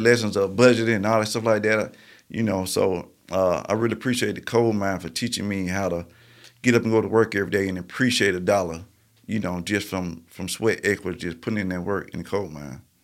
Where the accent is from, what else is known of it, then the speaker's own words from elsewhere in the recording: Marietta, Georgia, United States; also born or lived in Birmingham; I grew up in Marietta, Georgia